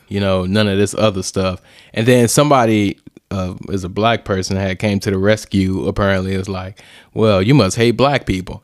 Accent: East St. Louis, Illinois, United States; We grew up in East Saint Louis, Illinois

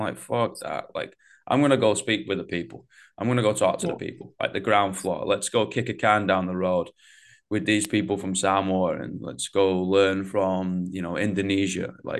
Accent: England, United Kingdom; You know, I got a bit of a disassociation when I'm obviously from England, right?

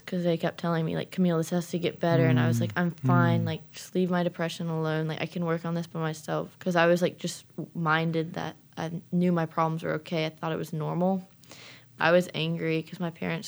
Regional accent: St. Simons Island, Georgia, United States; I'm from St. Simons Island, Georgia

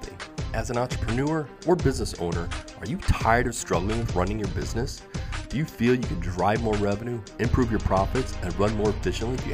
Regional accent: Chicago, Illinois, United States; I grew up in Chicago and the Chicago area, Illinois.

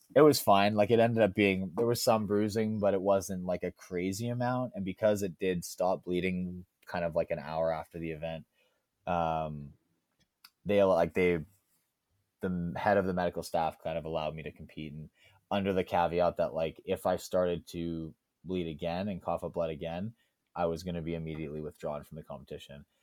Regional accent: Alberta, Canada; I grew up in Alberta

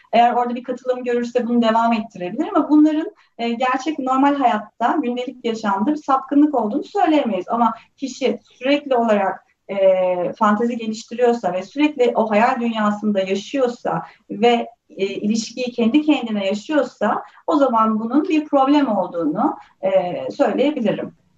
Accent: Turkey; ben de bu topraklarda büyüdüm

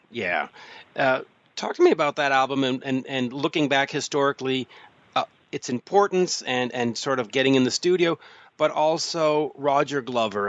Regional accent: Canada; as a Canadian

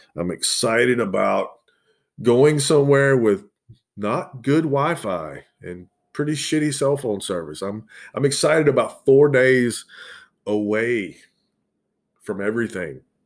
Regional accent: the South, United States; accent: southern; my southern accent's pretty predominant in it

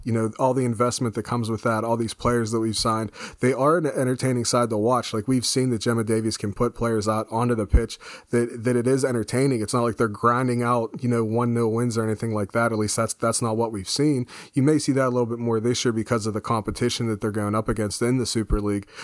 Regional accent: United States; as an American

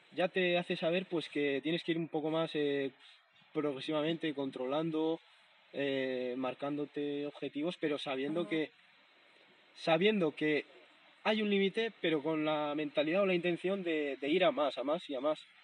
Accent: Navarre, Spain; moved away; mi pueblo, en Navarra

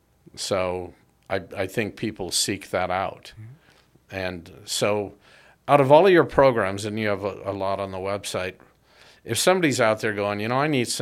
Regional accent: United States; I think that's because you found out I was born and educated in the U.S.

